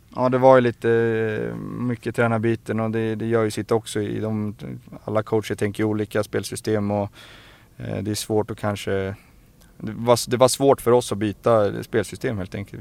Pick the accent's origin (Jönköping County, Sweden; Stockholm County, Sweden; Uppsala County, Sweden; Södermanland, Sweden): Stockholm County, Sweden; Stockholm; jag är uppväxt i Farsta